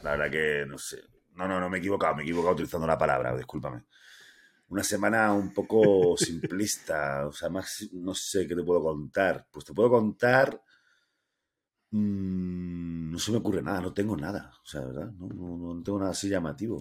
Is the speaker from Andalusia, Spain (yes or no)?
yes; Andalusia, Spain; now in León, Spain; todos los andaluces